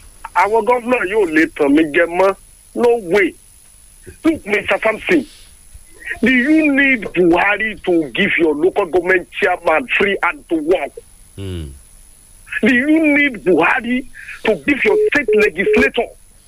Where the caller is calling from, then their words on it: South Africa; I'm speaking from South Africa.